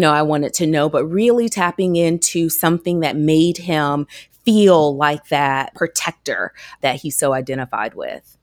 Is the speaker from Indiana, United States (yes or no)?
no; Georgia, United States; I'm from Georgia